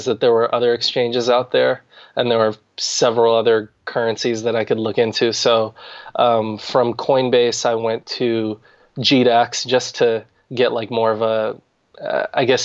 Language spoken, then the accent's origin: English; Arizona, United States; moved away as an adult; also born or lived in Washington, DC metropolitan area; now in Washington DC area, United States; I was born in Arizona, recently moved to the DC, Maryland, Virginia area